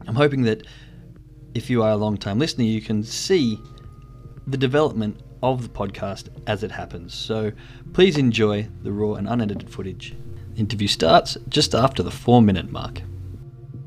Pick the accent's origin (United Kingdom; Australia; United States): Australia; now in Germany; I'm originally from Australia, but moved to Germany now